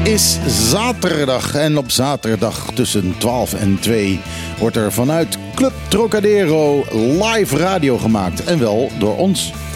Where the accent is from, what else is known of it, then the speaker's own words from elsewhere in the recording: Netherlands; now in Bonaire; als Nederlander